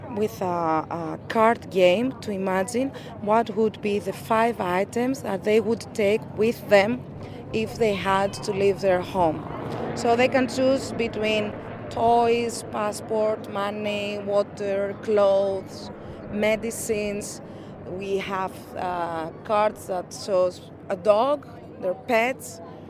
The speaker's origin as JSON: {"language": "English", "country": "Greece", "said": "I'm from Greece."}